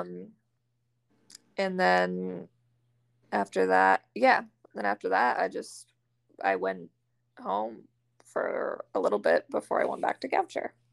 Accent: Maine, United States; now in Florida, United States; I'm from Maine originally, and I live in Florida now

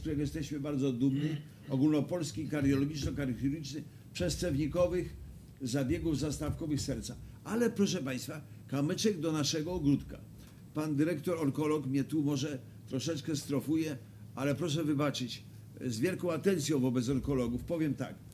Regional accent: Wrocław, Lower Silesian Voivodeship, Poland; jako wrocławianin

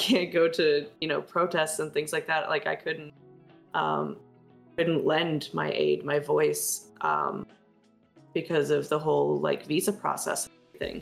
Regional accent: United States; born or raised there

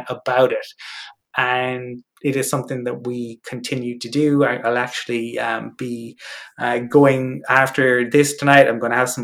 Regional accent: Cork, Munster, Ireland; now in Dublin, Ireland; I'm originally from Cork

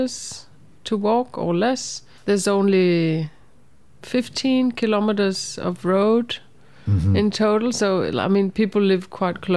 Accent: Greenland; moved away; also born or lived in Nuuk, Greenland / Qaqortoq, Greenland; So I was born and raised in Greenland, in the capital, Nuuk. And I've also lived in South Greenland in Qaqortoq.

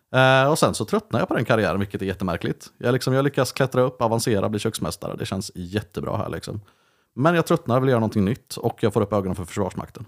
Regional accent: Vänersborg, Västra Götaland, Sweden; also born or lived in Uddevalla; hamnade jag i Vänersborg av alla platser

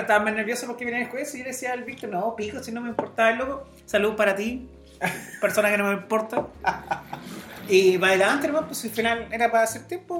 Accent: La Serena, Coquimbo, Chile; somos de Serena y no somos de Santiago

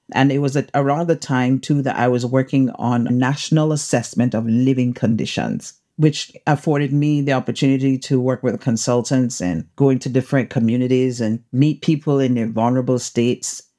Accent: Cayman Islands; I'm from the Cayman Islands, the beautiful Cayman Islands

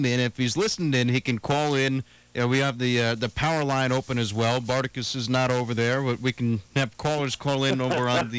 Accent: New Jersey, United States; I'm from the East Coast. I'm from New Jersey.

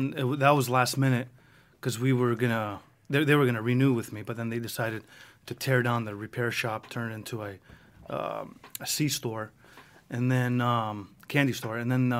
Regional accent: Greece; now in United States; But anyways, we came from Greece in the 80s, and he opened up his first shop in, I think, 86, and he's had businesses his whole life, and I just grew up in that industry.

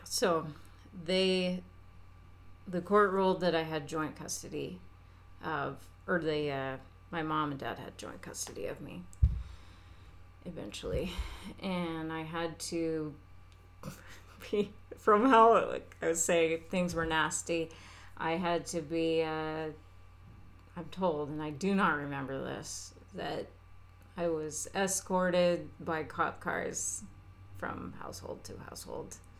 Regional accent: Alaska, United States; moved away; I'm far away from Alaska now

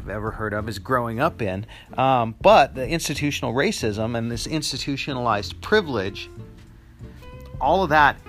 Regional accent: United States; in the United States is where I live. I'm American

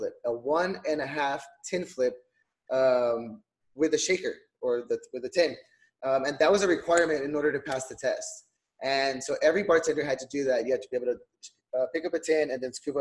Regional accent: Donna, Texas, United States; I grew up in Donna, Texas, which is what they call the heart of the valley

